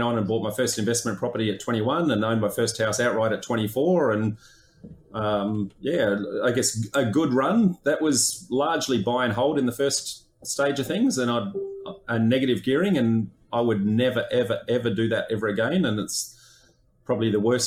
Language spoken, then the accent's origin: English; Darwin, Northern Territory, Australia; I grew up in Darwin.